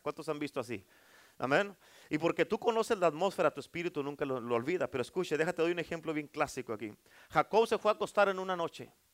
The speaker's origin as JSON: {"language": "Spanish", "region": "Durango", "country": "Mexico", "said": "soy de Durango"}